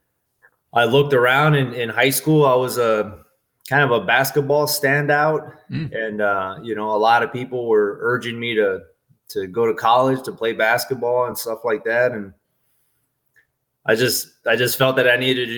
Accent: Port Isabel, Texas, United States; moved away as an adult; I grew up in Port Isabel, Texas, which is a small coastal community all the way down in the tip of Texas

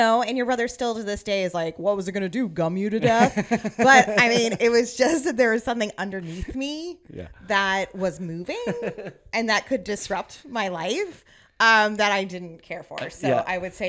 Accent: Virginia, United States; also born or lived in New Jersey; And then mostly growing up in Northern Virginia, we didn't, you know, right outside D.C., we didn't really have a close beach.

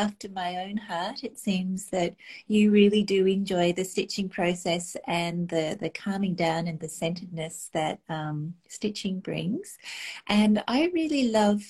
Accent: Australia; growing up in Australia, where the skies are pretty unpolluted

